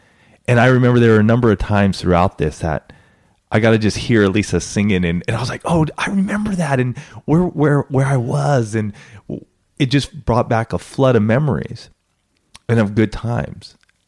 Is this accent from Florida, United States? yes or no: no; Banning, California, United States; growing up in Banning, California, where I remember as a sixth grader.